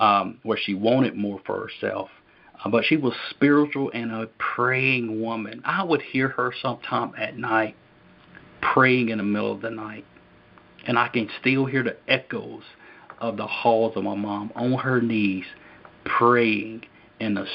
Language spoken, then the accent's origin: English; Lincolnton, North Carolina, United States; also born or lived in Hickory, North Carolina; So we grew up in Hickory, North Carolina. Then from there, my mom got involved with the ministry and moved to Lincolnton, North Carolina, where we grew up